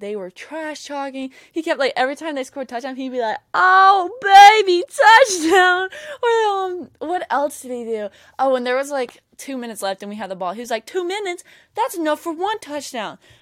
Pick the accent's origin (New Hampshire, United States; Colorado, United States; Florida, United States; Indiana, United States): Florida, United States; Jacksonville; I'm from Jacksonville.